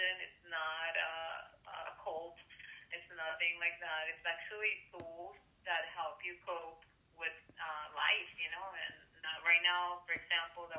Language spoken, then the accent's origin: English; Venezuela; moved away; also born or lived in Chicago, United States; I was born in Venezuela. I grew up, well, my childhood I spent it there, but my growing up life I was in the U.S. and a lot of years in Chicago